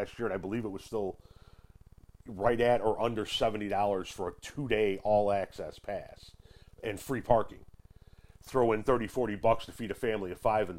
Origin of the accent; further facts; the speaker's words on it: Chicago, Illinois, United States; I'm from the Chicagoland area.